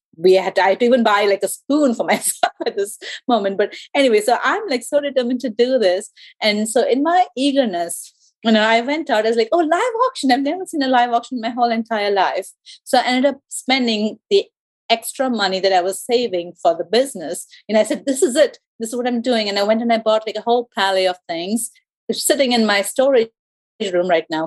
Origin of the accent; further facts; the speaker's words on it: India; first language English; moved away as an adult; now in Georgia, United States; I'm from India